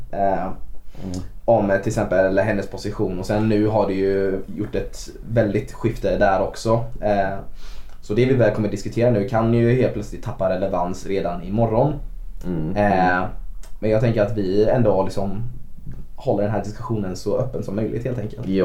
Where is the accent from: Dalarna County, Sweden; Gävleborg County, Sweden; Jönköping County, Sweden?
Jönköping County, Sweden; Bankeryd; now in Jönköping, Sweden; jag är ju från Bankeryd från början